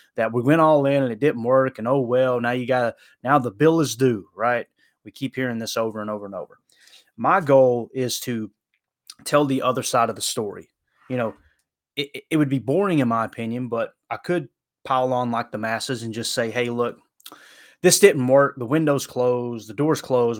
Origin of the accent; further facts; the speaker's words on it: Harlan County, Kentucky, United States; I grew up in, you know, Harlan County, Kentucky.